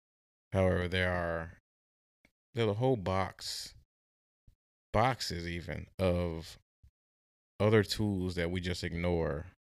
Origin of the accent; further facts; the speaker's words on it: Midwest, United States; especially growing up in the Midwest, is something I myself had to grapple.